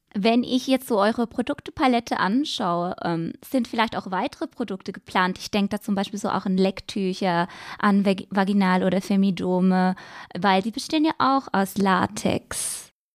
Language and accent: German; Switzerland; Bei uns in der Schweiz